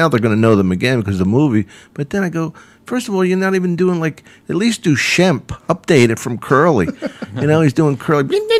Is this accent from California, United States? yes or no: no; Philadelphia, Pennsylvania, United States; I'm from Philly, and Wildwood's like the suburb of Philly.